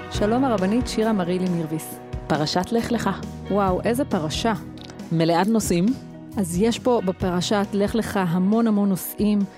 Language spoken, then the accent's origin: Hebrew; Efrat, Judea and Samaria, Israel; אני גדלתי באפרת מגיל שנה, וזו הייתה דמות מופתית